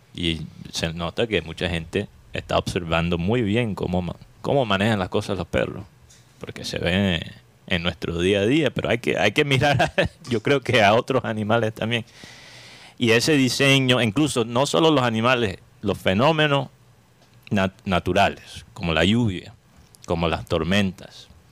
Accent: Colombia; como colombiano

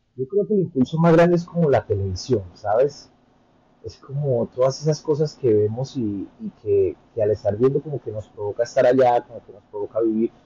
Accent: Bogotá, Colombia; moved away as an adult; also born or lived in Santa Marta / Miami; now in United States; yo soy colombiano, soy de Santa Marta, eh, la mayoría de mi vida me crié en Bogotá

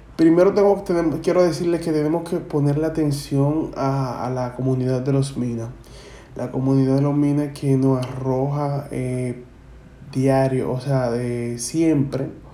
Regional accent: Dominican Republic; la jerga que eh, consumimos aquí en la República Dominicana

